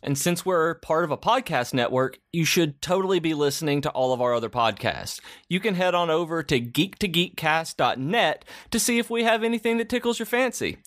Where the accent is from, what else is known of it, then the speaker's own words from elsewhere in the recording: the South, Southern United States, United States; as a Southerner